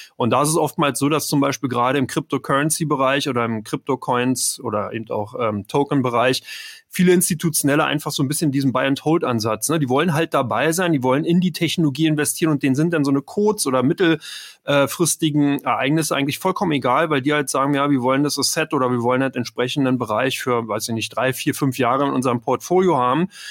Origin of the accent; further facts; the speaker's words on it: Berlin, Germany; Ich bin aus Ber komme aus Berlin, bin in Berlin geboren